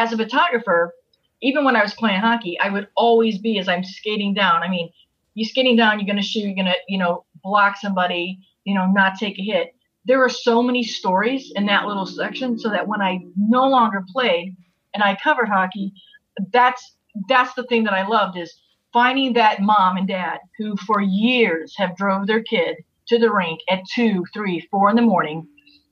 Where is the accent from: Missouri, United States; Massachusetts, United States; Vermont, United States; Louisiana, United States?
Missouri, United States; St. Louis; moved away; I'm from St. Louis originally